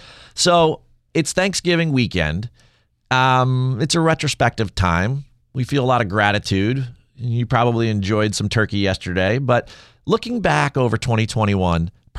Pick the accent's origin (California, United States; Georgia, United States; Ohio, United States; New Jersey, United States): New Jersey, United States; I'm from Absolutely. New Jersey.